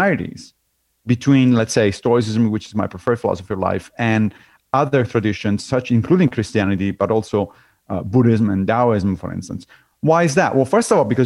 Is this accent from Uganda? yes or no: no; Rome, Lazio, Italy; moved away as an adult; now in New York, United States; I grew up in Rome.